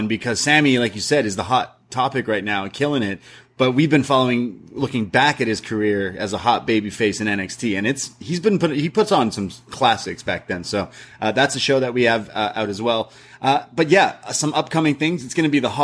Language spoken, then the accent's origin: English; Canada; I'm Canadian. We don't learn a lot of American history in schools growing up, because we learn about Canadian history.